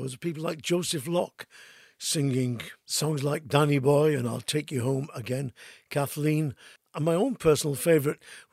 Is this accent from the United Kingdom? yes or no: yes; Manchester, North West England, United Kingdom; growing up in Crumsall with a few Irish ballads off by heart